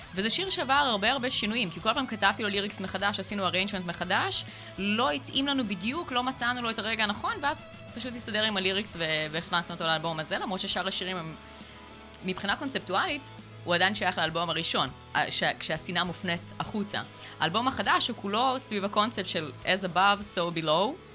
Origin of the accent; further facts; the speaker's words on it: Acre, Northern District, Israel; now in Krayot, Israel; אני ברחתי מעכו ברגע שיכולתי